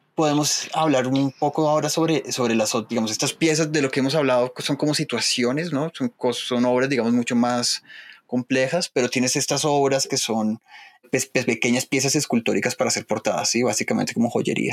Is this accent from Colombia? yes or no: yes; Colombia; como los colombianos